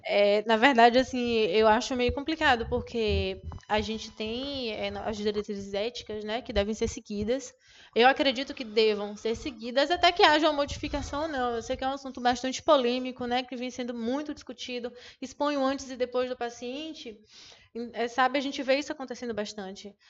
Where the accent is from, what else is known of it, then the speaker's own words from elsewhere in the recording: Jequié, Bahia, Brazil; moved away; Eu sou, eu venho de Jequié, então lá tinha só a UESB